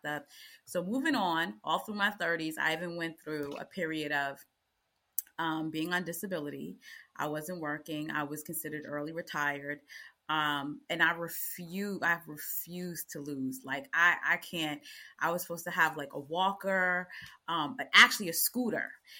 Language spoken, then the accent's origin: English; United States; I'm American